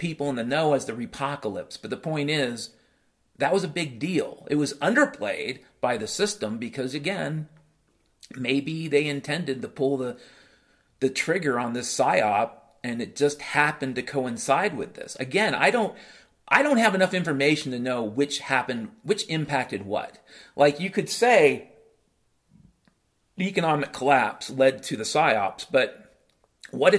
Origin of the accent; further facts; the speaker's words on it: United States; I grew up in the United States of America